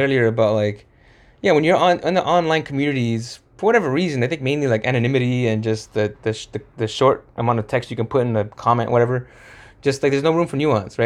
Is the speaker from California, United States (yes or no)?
yes; Santa Fe Springs, California, United States; we grew up in Santa Fe Springs, spent a lot of our time here